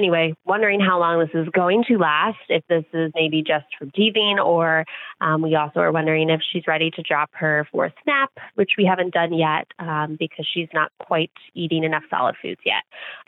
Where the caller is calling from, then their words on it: New Jersey, United States; I am from New Jersey.